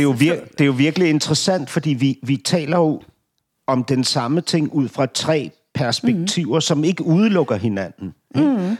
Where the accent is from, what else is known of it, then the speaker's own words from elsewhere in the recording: Denmark; som dansker